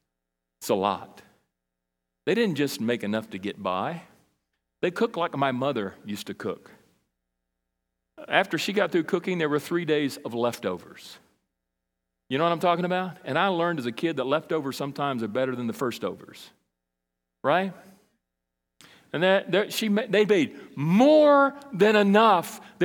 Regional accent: Brazil; now in United States; When I grew up in Brazil, in South America, and I went there when I was 8 and came back when I was 19. We were there a long time.

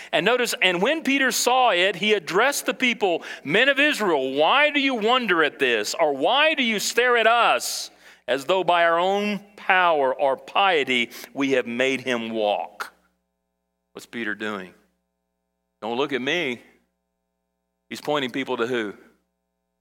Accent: Brazil; now in United States; when I was a kid in Brazil and I grew up in South America

